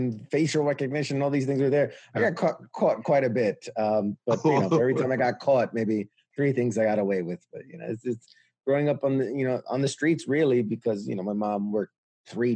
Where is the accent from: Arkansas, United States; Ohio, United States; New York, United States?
New York, United States; New York City; I'm born and raised New York City, U.S.